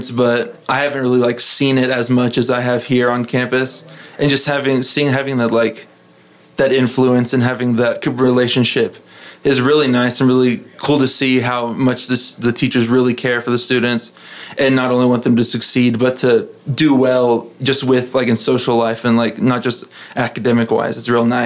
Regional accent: Midland, Texas, United States; also born or lived in Lubbock; i was actually born in lubbock but i didn't live here long we moved around a lot because my dad was getting different jobs and so i'd say i was probably raised in midland went to midland christian

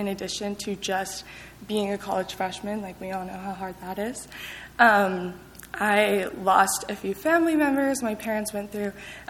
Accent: Lubbock, Texas, United States; I grew up in Lubbock

